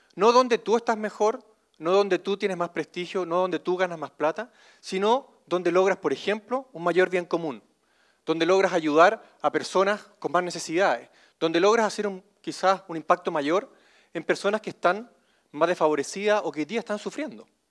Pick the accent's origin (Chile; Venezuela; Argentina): Chile; nos diferencia como chilenos